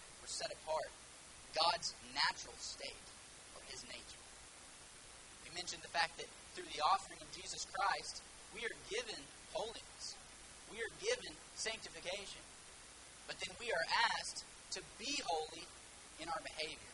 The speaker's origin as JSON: {"language": "English", "town": "Houston", "region": "Texas", "country": "United States", "moved": "as an adult", "lives_now": "Harlingen, United States", "said": "I'm originally from the Houston area, but we are living in Harlingen, Texas currently"}